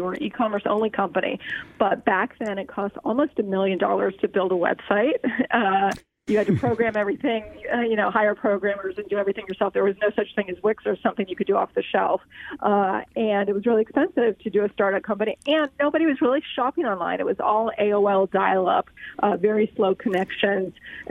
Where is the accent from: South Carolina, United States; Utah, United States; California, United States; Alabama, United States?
California, United States; also born or lived in Boston; I grew up in California and used a brand called Dermalogica when I was in high school.